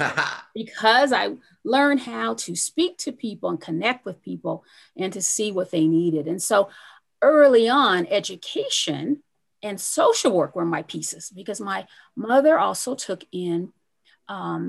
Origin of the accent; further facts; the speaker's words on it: Pueblo, Colorado, United States; I grew up in Pueblo, Colorado.